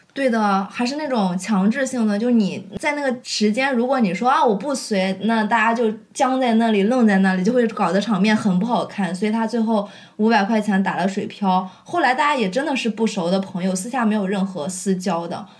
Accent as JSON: {"language": "Chinese", "region": "Shandong", "country": "China", "moved": "yes", "said": "在我们山东那里啊，反正就是在我那儿，他接亲和仪式都是在上午，正餐是在中午吃的"}